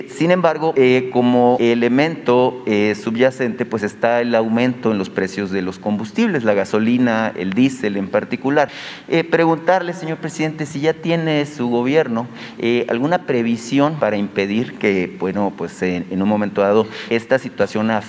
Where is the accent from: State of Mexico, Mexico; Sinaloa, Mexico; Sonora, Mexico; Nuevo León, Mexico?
Sonora, Mexico; Hermosillo; Eh, señor presidente, como sabe, yo soy de Hermosillo este, y en Hermosillo, pues hace 13 años, casi 13 años, nos marcó la mayor tragedia infantil en la historia de nuestro país